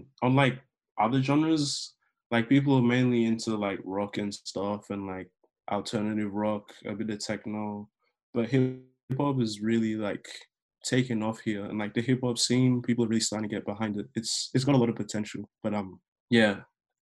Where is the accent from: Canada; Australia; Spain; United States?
Australia; Melbourne, Victoria; I'm a rapper and producer out here from Melbourne, Australia